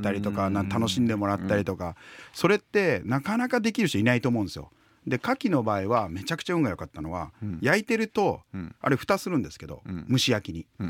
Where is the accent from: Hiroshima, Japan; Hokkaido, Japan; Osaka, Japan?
Hiroshima, Japan; moved away as an adult; also born or lived in Tokyo; 僕はあの広島出身で東京に2000年に就職したんですよ